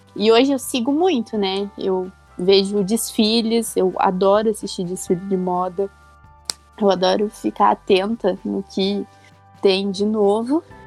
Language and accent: Portuguese; Santo Antônio da Platina, Paraná, Brazil; now in Curitiba, Brazil; eu sou do interior do Paraná, numa cidadezinha lá de Santo Antônio da Platina